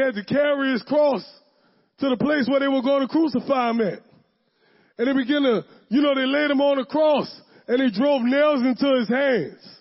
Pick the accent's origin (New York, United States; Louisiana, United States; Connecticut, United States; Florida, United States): Louisiana, United States; the West Bank; I'm from the West Bank. I was born and raised on the West Bank.